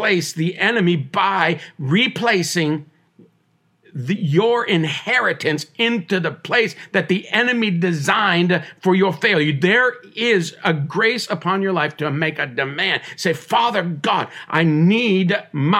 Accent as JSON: {"language": "English", "area": "Tyendinaga Mohawk Territory", "region": "Ontario", "country": "Canada", "tie": "born or raised there", "said": "I was born on the Tandanega Mohawk Territory. I am Mohawk"}